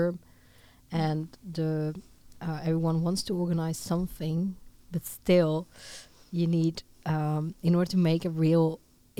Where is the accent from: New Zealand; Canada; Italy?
Italy; moved away; Originally from Italy, but half Dutch.